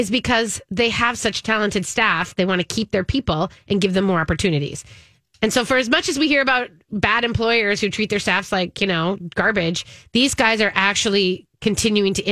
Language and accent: English; Minnesota, United States; as a Minnesotan